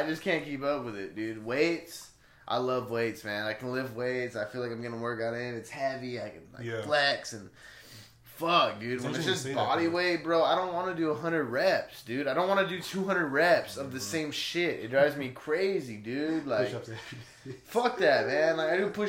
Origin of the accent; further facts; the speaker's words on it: Blythe, California, United States; moved away as an adult; growing up in Blythe, and it's kind of a small town